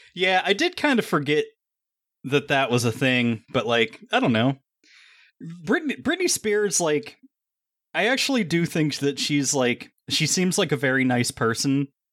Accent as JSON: {"language": "English", "region": "Rust Belt", "country": "United States", "said": "these are my people,\" because I'm from the Rust Belt"}